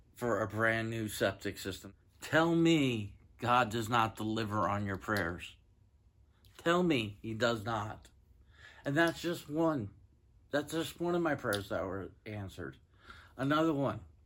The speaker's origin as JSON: {"language": "English", "town": "Granbury", "region": "Texas", "country": "United States", "said": "I'm from Granbury, Texas"}